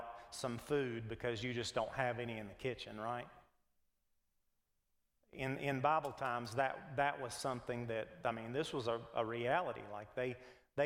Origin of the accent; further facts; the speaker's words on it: United States; We're Americans. We're just as American as any liberal.